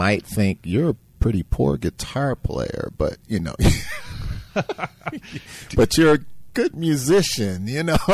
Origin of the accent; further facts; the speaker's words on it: New York City, New York, United States; now in Chicago, United States; I grew up in New York City